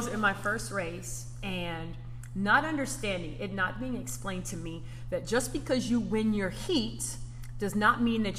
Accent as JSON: {"language": "English", "region": "Southern California", "country": "United States", "tie": "born or raised there", "also_born_or_lived": "North Carolina", "moved": "as an adult", "said": "I'm from Southern Cal."}